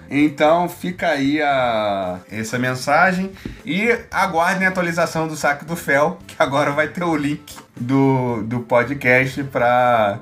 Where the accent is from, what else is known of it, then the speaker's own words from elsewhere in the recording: Rio de Janeiro, Brazil; Tijuca é meu bairro no Rio de Janeiro, onde eu nascido e criado, no Tijuquistão